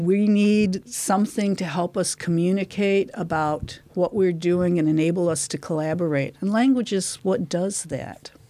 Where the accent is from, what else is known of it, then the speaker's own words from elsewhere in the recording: Detroit, Michigan, United States; moved away as an adult; now in Dunedin, New Zealand; I'm from Detroit, Michigan